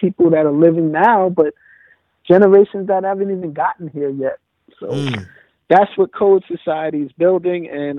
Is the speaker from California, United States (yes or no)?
no; New York City, New York, United States; Originally, I'm from Forest.